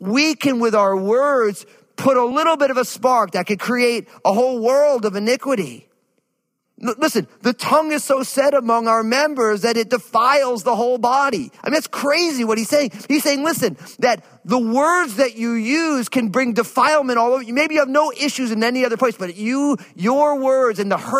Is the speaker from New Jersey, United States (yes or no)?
yes; New Jersey, United States; I remember growing up where I grew up in New Jersey